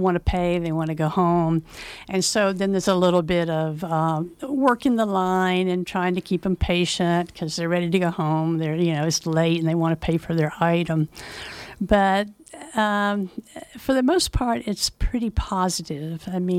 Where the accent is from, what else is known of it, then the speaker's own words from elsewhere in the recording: the South, United States; now in Nevada County, United States; Well, I grew up in the South, so obviously the culture is different.